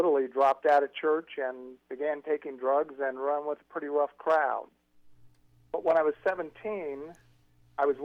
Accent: Topeka, Kansas, United States; I was raised in a Christian home in Topeka, Kansas. That's my hometown

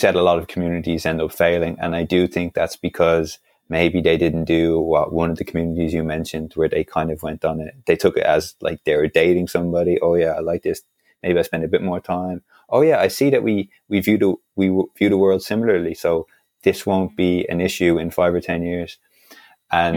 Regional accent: Dublin, Leinster, Ireland; I was born and raised in Dublin

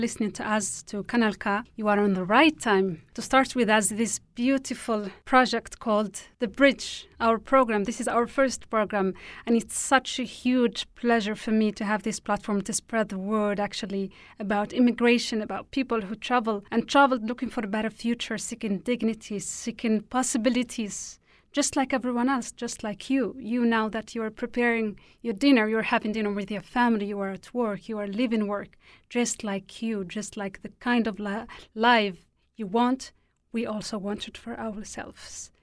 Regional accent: Tindouf, Algeria; English is a second language; moved away as an adult; now in Switzerland; I was born and raised in the Sahrawi refugee camps in a city called Tindouf, southwest Algeria. I have lived there for over 20 years.

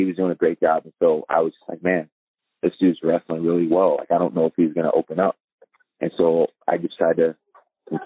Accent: East Coast, United States; moved away as an adult; I was from the East Coast

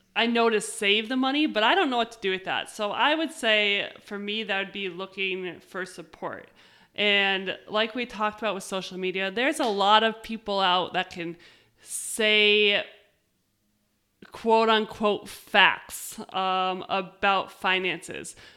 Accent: United States

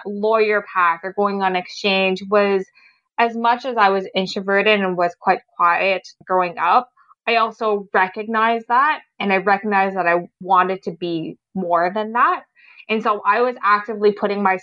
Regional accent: Ottawa, Ontario, Canada; growing up in Ottawa

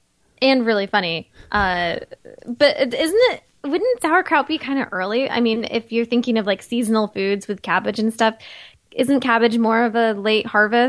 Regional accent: Indiana, United States; when I was growing up in Indiana

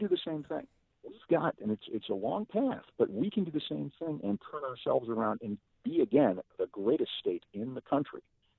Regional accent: DuPage County, Illinois, United States; also born or lived in Nashville, Tennessee; when we were growing up in DuPage

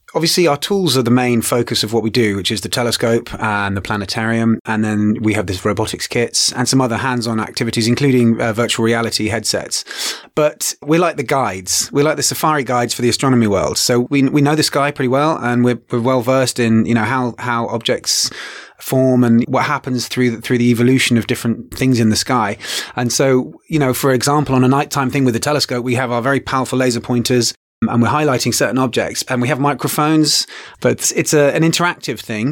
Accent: England, United Kingdom; now in Kenya; originally from England. I now also am in Kenya

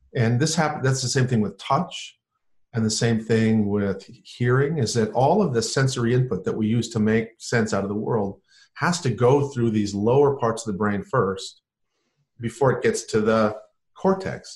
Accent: North Dakota, United States; I grew up in North Dakota

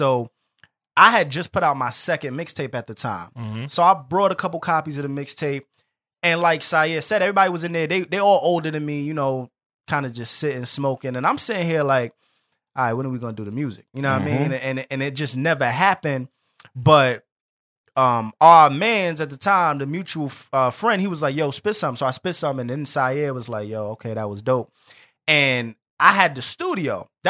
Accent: New York City, New York, United States; I'm from the North, he's from the South Bronx

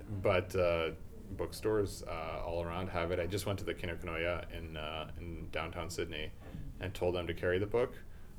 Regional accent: Pakistan; And this is not, as a Pakistani, to revel in Britain's misery, even though maybe a little bit. And the American in me as well.

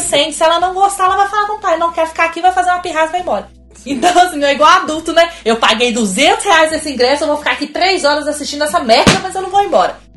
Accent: Minas Gerais, Brazil; Eu sou mineira

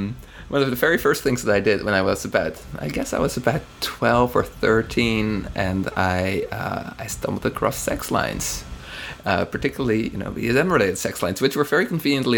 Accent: Amsterdam, North Holland, Netherlands; now in New York, United States; I'm from Amsterdam originally.

